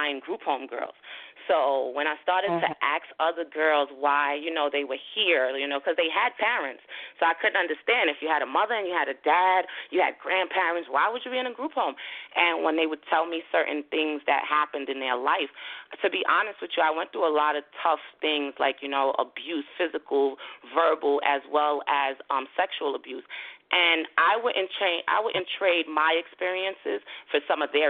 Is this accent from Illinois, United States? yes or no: no; New York City, New York, United States; moved away as an adult; also born or lived in Haiti; now in New Jersey, United States; I'm originally from Flatbush, Brooklyn